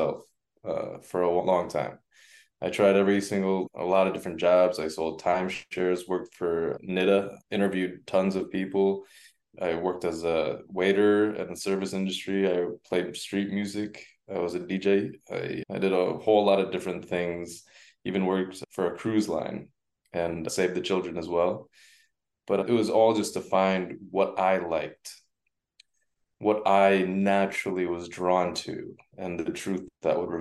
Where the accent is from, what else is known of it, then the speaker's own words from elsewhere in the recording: Farmington, Connecticut, United States; English is a second language; also born or lived in China; I grew up surrounded in the richest per capita town in the richest per capita state, which was Farmington, Connecticut